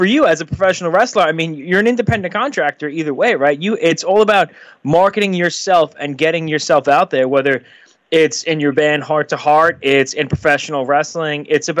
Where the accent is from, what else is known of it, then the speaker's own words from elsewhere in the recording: Long Island, New York, United States; I'm from Long Island, you know, about 20 minutes from New York City.